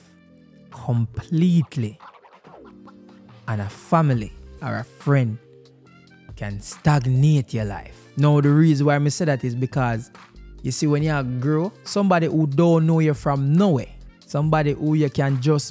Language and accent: English; Jamaica; as a Jamaican